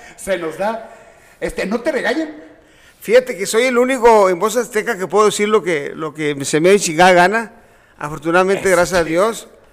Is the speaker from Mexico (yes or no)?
yes; Culiacán, Sinaloa, Mexico; also born or lived in Ciudad Obregón, Sonora; now in Tijuana, Mexico; Culiacán. donde crecí y y la llevo en mi sangre